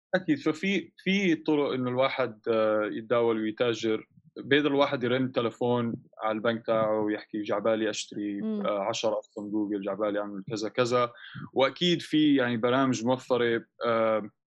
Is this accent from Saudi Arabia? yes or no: no; Amman, Amman Governorate, Jordan; also born or lived in London / Canada / United States; انا وشركائي آه، تربينا بعمان